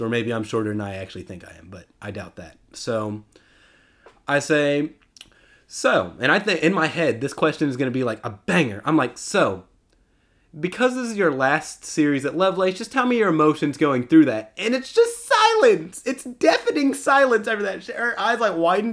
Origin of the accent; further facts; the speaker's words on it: Texas, United States; my hometown team